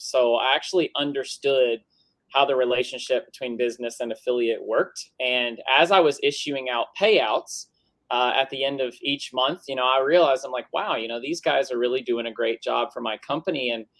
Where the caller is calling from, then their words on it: Tennessee, United States; West Tennessee.